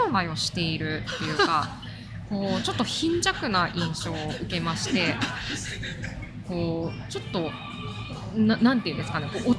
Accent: Kansai, Japan; accent: Kansai dialect; あやばいここで、えっと、ソーシャライズしていくためには関西弁を身につけないといけないんだと幼心に思いまして

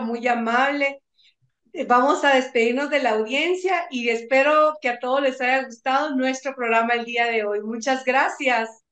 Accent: Guatemala; como guatemalteco, como profesional

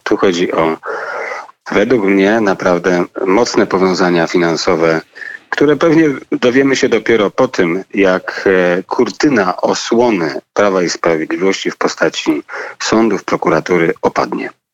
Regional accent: Kraków, Lesser Poland, Poland; ja jestem z Krakowa

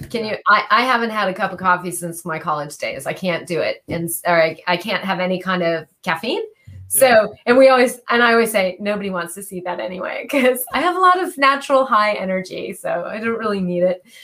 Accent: California, United States; Californian, so

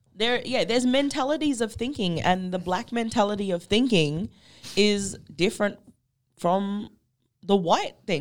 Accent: Derby, Western Australia, Australia; also born or lived in Perth; I grew up on Baard country. I grew up up the peninsula. Like, you know, I grew up between Derby, the peninsula, and then, like, in Perth when I had to go for schools

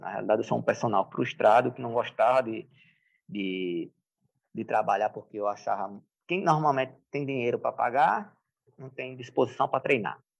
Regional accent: Paulo Afonso, Bahia, Brazil; eu nasci em Paulo Afonso, no interior da Bahia, mas é um oásis. É no sertão, mas é um oásis. Ou seja, minha, minha infância foi, foi boa

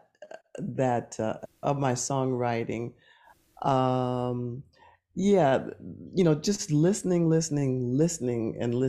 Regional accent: Oakland, California, United States; growing up in Oakland

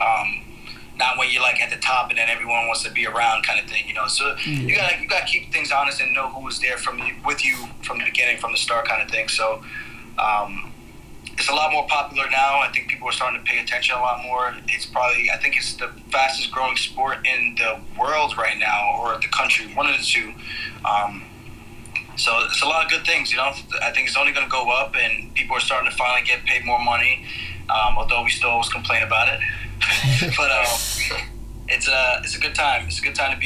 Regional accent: Roosevelt, New York, United States; also born or lived in Uniondale, New York; I grew up in Roosevelt, moved to Uniondale

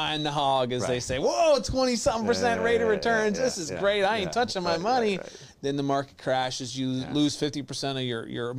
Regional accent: New York, United States; now in Florida, United States; I'm from New York

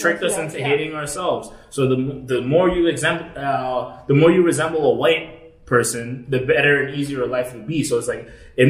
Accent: United States; as an American, I probably have a little more money than these white Mexicans.

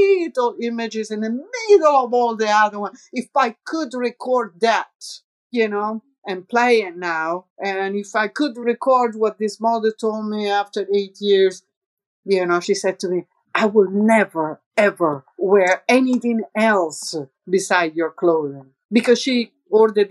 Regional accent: near Lake Piediluco, Umbria, Italy; accent: Roman; English is a second language; moved away; also born or lived in New York; there is this lago near my hometown. It's called Lago di Piediluco.

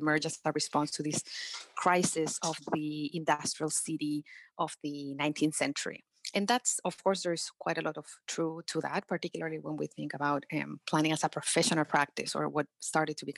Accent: Chile; Chile, which is my home country

